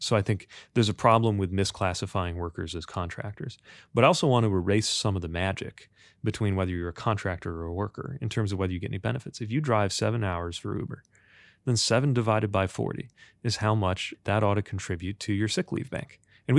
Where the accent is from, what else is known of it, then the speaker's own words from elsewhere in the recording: Indiana, United States; I grew up in Indiana.